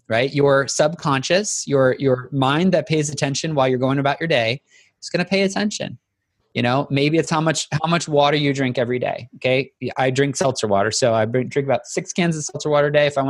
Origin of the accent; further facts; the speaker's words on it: the South, United States; I'm from the South, so we have to say y'all